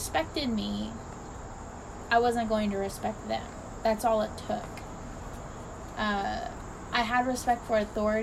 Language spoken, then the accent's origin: English; Temple Terrace, Florida, United States; we grew up in Florida